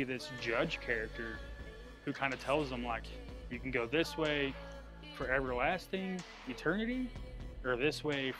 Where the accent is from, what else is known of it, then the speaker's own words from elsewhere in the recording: Pampa, Texas, United States; growing up in Pampa, being born and raised here